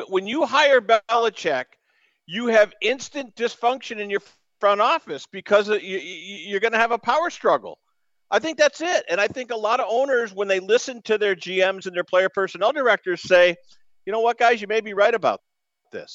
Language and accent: English; East Coast, United States; I'm from the East Coast